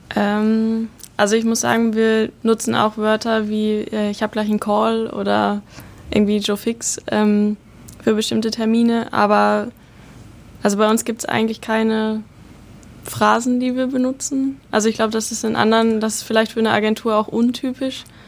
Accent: Bielefeld, North Rhine-Westphalia, Germany; moved away as an adult; now in Hamburg, Germany; ich komme aus der Stadt, die es nicht gibt, quasi, also aus der Ecke Bielefeld. Ähm, ja, und bin jetzt seit 2018 hier in Hamburg.

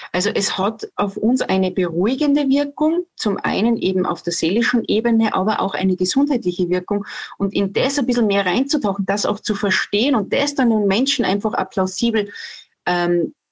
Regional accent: Salzburg, Austria; Also sage ich jetzt auch schon … Und äh, ich komme aus Salzburg, aus Österreich

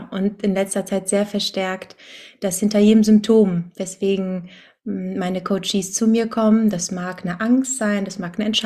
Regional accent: Cologne, North Rhine-Westphalia, Germany; Ähm, aus Köln, wohne hier in meiner Heimatstadt

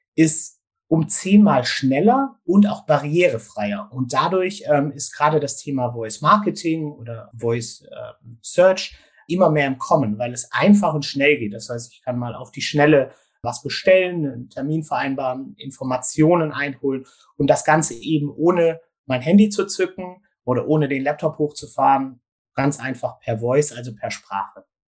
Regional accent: Gärtringen, Baden-Württemberg, Germany; ich komme aus dem Großraum Stuttgart, sage ich jetzt mal, also aus äh, dem schönen Gärtringen

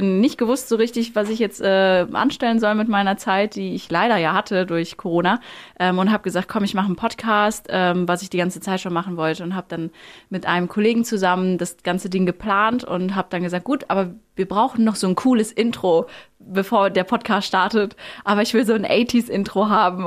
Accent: Plettenberg, North Rhine-Westphalia, Germany; also born or lived in Lüdenscheid; aufgewachsen, schön in Plettenberg, also gar nicht in Lüdenscheid. Ich bin da zwar geboren, aber Plettenberg war meine Heimat.

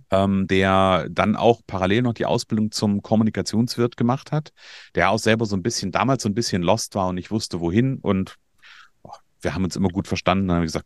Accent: Hesse, Germany; ich aus Nordhessen, ich bin gebürtiger Hesse

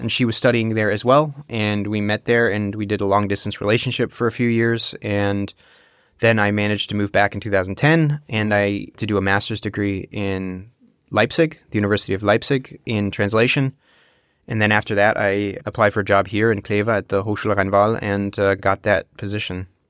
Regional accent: United States; first language English; now in Germany; I'm born and raised in the United States, monolingually, too

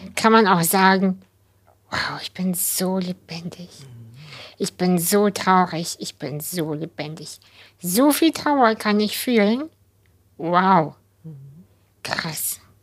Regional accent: Kazakhstan; moved away; ich bin ja in Kasachstan geboren

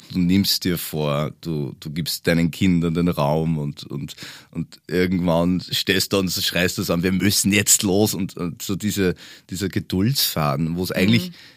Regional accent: Upper Austria, Austria; moved away as an adult; also born or lived in Bavaria; now in Germany; Ich komme ja ursprünglich aus Österreich, lebe aber jetzt schon seit 13 Jahren in Deutschland, aber in Bayern

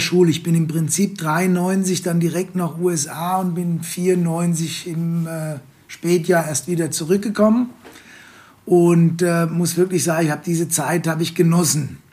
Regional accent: Worms, Rhineland-Palatinate, Germany; BWL zu studieren bei uns in Worms an der Fachhochschule

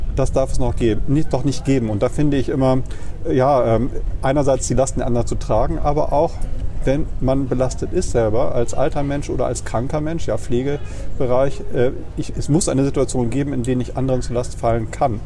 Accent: Bremen, Germany; moved away as an adult; also born or lived in Kiel / Marburg; ich komme aus der Neustadt, bin in Huckelriede ah, ja. zur Schule gegangen

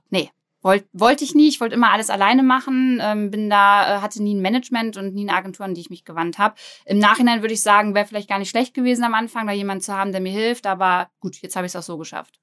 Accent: Braunschweig, Lower Saxony, Germany; ich komme aus Braunschweig, bin 29 Jahre alt

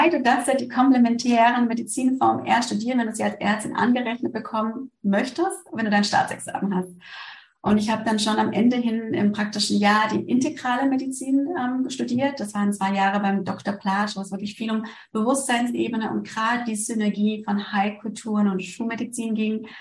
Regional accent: Germany; moved away as an adult; now in Switzerland; Ich bin ja aus Deutschland in die Schweiz gekommen, weil es hier den integrativen Lehrstuhl gibt

